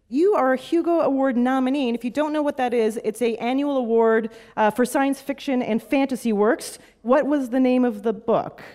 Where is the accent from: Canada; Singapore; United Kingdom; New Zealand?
Canada; as a Canadian